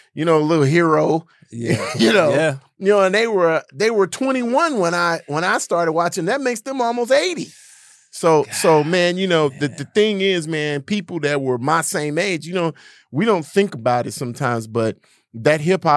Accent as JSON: {"language": "English", "town": "Gary", "region": "Indiana", "country": "United States", "tie": "born or raised there", "also_born_or_lived": "Washington, D.C.", "moved": "yes", "said": "I'm from Gary, Indiana."}